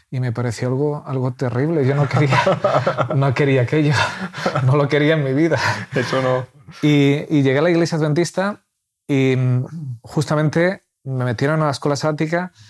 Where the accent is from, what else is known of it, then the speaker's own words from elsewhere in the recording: Valladolid, Castile and León, Spain; now in Murcia, Spain; Nosotros somos de Valladolid